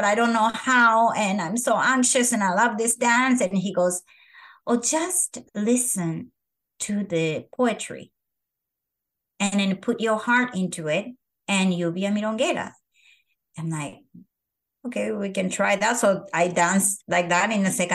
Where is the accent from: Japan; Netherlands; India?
Japan; moved away as an adult; now in San Francisco, United States; I am from Japan, which is the country of perfectionists.